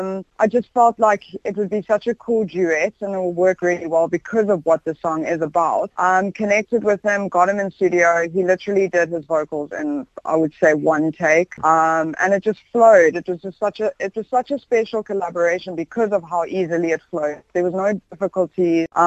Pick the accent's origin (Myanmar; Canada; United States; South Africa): South Africa; accent: South African; I'm lucky, actually. I like the South African accent. I know some people don't, but I really like it. I think it's quite special.